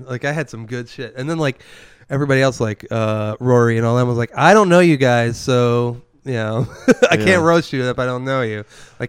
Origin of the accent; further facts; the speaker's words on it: the South, United States; especially about, like, growing up in the South, I was Catholic, right? And so I'd grow up Catholic.